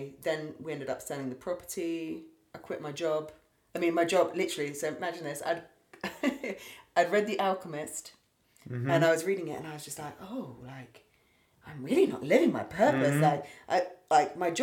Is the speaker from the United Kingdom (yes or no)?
yes; Berkshire, west of London, South East England, United Kingdom; also born or lived in United States; I've grown up and lived in the same area